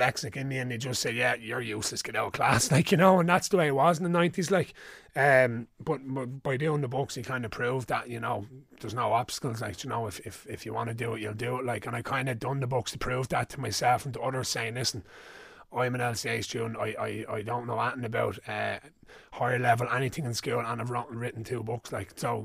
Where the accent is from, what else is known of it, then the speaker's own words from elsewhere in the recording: Ireland; growing up in Ireland